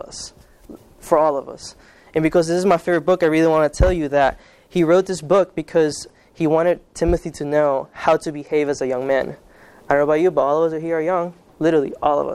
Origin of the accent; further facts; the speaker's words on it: Kansas, United States; first language Spanish; English is a second language; also born or lived in Guatemala; I grew up in the Kansas side. I consider it the best state in the world.